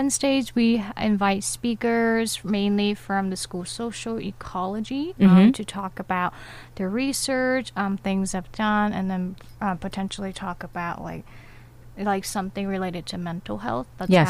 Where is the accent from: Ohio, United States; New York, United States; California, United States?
California, United States; Sacramento; moved away as an adult; now in Irvine, United States; I'm from Sacramento.